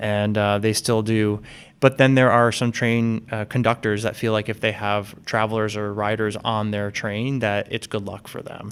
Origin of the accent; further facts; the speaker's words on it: West Caldwell, New Jersey, United States; now in Boston, United States; I grew up right outside of New York City in the suburbs of New Jersey